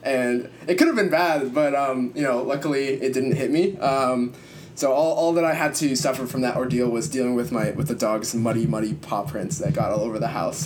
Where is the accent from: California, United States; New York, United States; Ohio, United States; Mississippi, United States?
California, United States; as a Californian